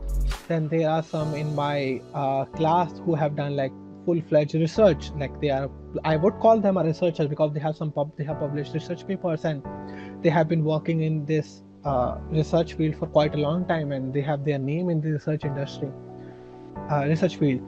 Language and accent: English; India; moved away as an adult; now in Saint Petersburg, Russia; I'm from India